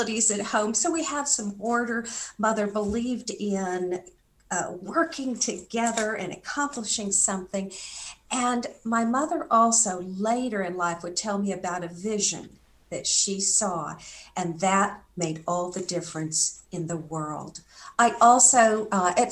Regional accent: Santa Barbara, California, United States; moved away; also born or lived in Hawaii / Arkansas; I grew up on the West Coast, specifically Santa Barbara, California of the USA

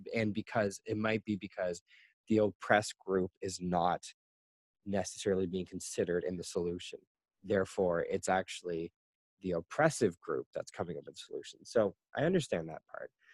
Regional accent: Canada; moved away as an adult; now in China; I am a Canadian, and I am currently living in China

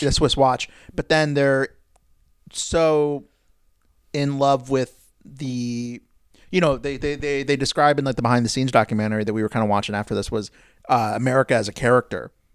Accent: United States; as an American

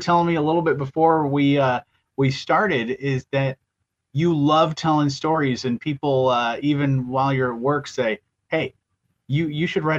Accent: Eau Claire, Michigan, United States; when I grew up in Eau Claire, we had a farm

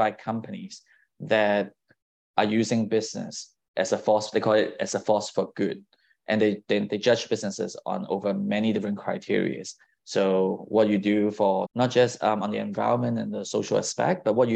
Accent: Singapore; now in San Francisco, United States; I was born overseas, I grew up in Singapore.

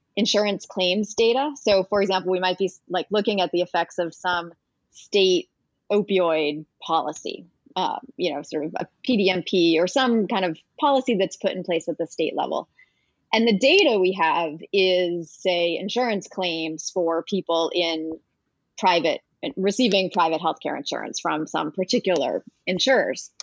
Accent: New Hampshire, United States; now in Washington, D.C., United States; I grew up in New Hampshire

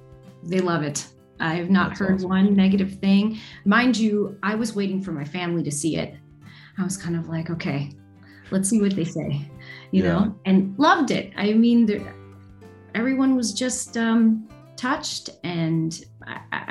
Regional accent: Toronto, Ontario, Canada; also born or lived in Windsor, Ontario; now in San Francisco, United States; I was born in Windsor, Ontario, but went to school in Toronto. So I was there for quite a while before moving to San Francisco

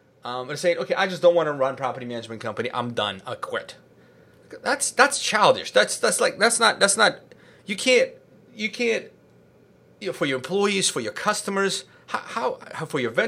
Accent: California, United States; But so I'm from Silicon Valley.

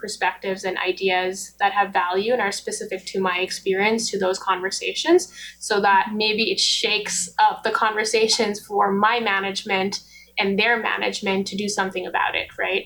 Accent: Nepal; also born or lived in United States; now in Canada; I was born in Nepal. So I moved to the U.S. With my Nepali passport

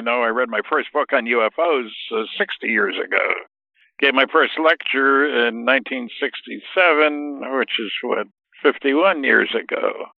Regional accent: Linden, New Jersey, United States; moved away; also born or lived in Los Angeles; I grew up in New Jersey. I didn't live in Brooklyn.

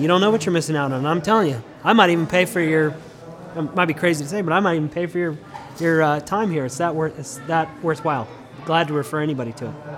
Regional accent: Denver, Colorado, United States; now in Tulsa, United States

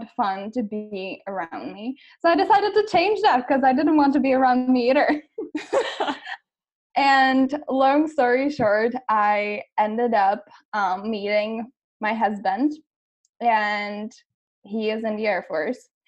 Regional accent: Czechia; moved away as an adult; also born or lived in United States; I am actually originally from the Czech Republic

